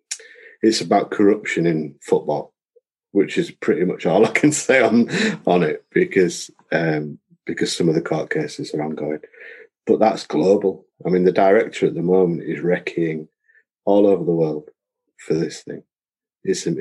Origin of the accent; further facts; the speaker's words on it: Beeston, United Kingdom; growing up in Beeston